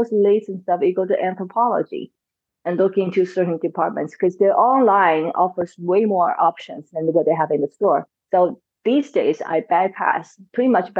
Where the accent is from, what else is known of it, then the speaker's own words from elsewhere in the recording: China; now in Washington, DC, United States; I grew up in China